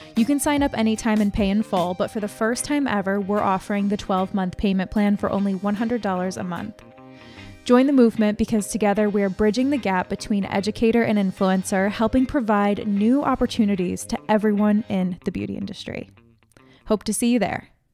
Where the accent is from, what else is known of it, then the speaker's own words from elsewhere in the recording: Connecticut, United States; I'm from New England. I'm from Connecticut